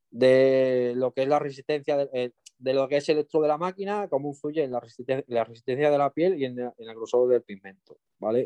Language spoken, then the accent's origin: Spanish; Extremadura, Spain; also born or lived in Mallorca; now in Cáceres, Spain; Yo me considero extremeño, yo nací en Mallorca, pero yo, yo me he criado en Extremadura.